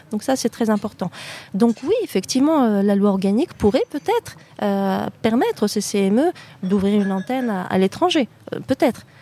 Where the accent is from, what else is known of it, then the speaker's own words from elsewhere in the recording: Normandy, France; moved away as an adult; now in Morocco; je suis née en France, en Normandie plus précisément. Euh, comme euh, mon, camarade Molenbeek, je n'ai jamais déménagé de ma petite Normandie